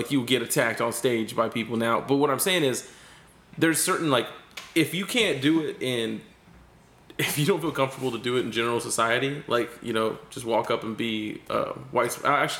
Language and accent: English; Fort Bend, Florida, United States; now in Tampa, United States; my hometown of Fort Bend, where I grew up